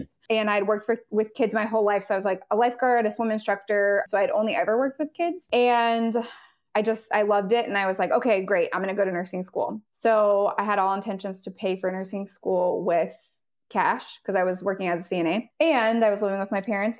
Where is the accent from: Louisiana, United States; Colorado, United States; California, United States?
California, United States; Southern; moved away as an adult; now in North Carolina, United States; I am originally from Southern California